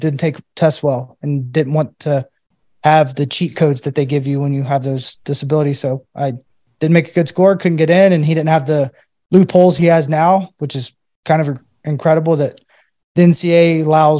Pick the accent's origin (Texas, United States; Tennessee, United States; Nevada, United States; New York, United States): Tennessee, United States; Knoxville; moved away as an adult; also born or lived in Murfreesboro, Tennessee; now in Pittsburgh, United States; I moved away from my hometown in Knoxville, moved to Murfreesboro